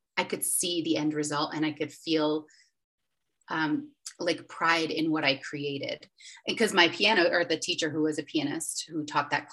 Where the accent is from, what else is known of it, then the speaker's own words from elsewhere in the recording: Western New York, United States; moved away as an adult; also born or lived in Charlotte, North Carolina; I'm from Western New York.